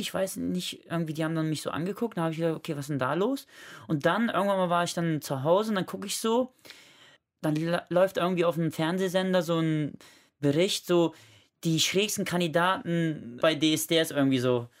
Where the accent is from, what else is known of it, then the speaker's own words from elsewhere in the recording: Germany; ich bin in Langfeld geboren